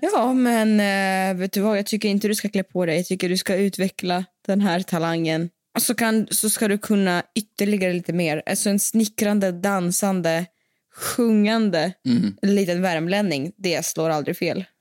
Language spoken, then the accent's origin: Swedish; Siberia, Russia; now in Sweden; jag är från Sibirien